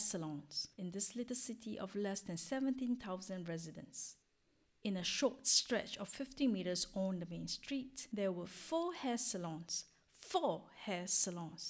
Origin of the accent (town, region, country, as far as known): Singapore; moved away as an adult; now in France